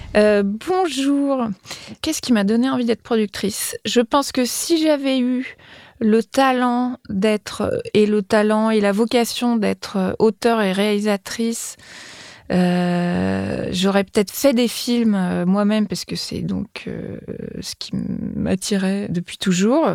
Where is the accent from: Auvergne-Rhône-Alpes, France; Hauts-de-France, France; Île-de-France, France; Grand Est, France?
Île-de-France, France; Paris; J'ai grandi à Beaubourg